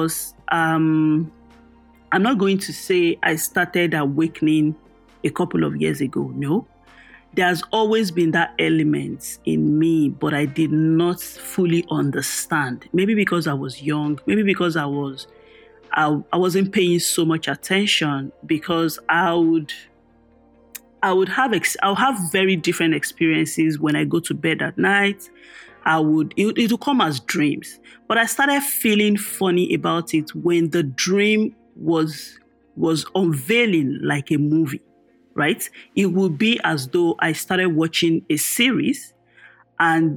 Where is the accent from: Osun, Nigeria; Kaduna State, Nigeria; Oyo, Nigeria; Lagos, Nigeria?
Oyo, Nigeria; I grew up in Oyo Town. That's a part of Oyo State, the Yoruba land, the western part of Nigeria.